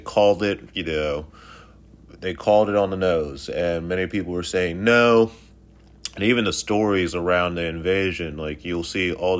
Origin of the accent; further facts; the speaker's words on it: United States; as the American people